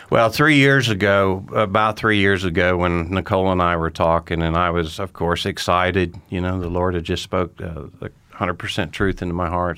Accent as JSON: {"language": "English", "town": "Tulsa", "region": "Oklahoma", "country": "United States", "tie": "born or raised there", "moved": "as an adult", "said": "I grew up in Tulsa, Oklahoma"}